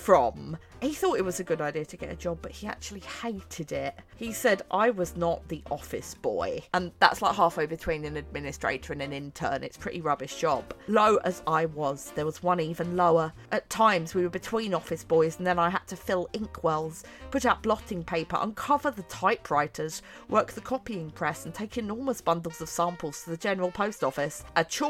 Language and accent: English; Bromley, London, United Kingdom; I grew up in Bromley, B-R-O-M-L-E-Y, in southeast London